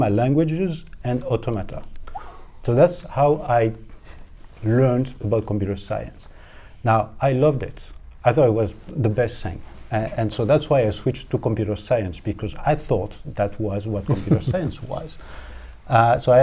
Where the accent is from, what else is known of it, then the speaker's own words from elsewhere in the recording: Paris, Île-de-France, France; moved away as an adult; also born or lived in Rennes, France / Montpellier, France; now in Ottawa, Canada; I don't come from London, but I come from Paris. So I'm French